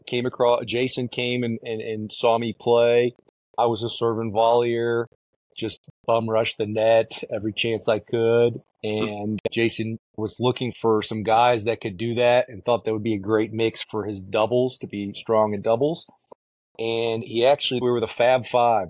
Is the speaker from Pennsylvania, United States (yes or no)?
no; Chicago, Illinois, United States; moved away as an adult; growing up in Chicago